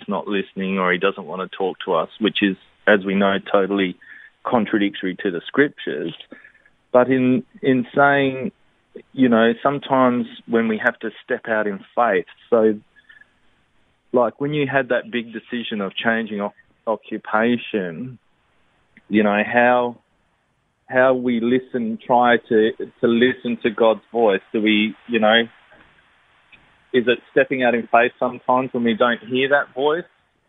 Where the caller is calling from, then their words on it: Australind, Western Australia, Australia; Australind in WA.